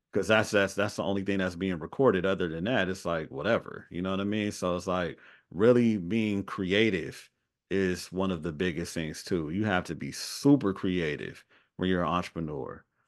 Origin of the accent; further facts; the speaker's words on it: Los Angeles, California, United States; also born or lived in Atlanta; I'm from Los Angeles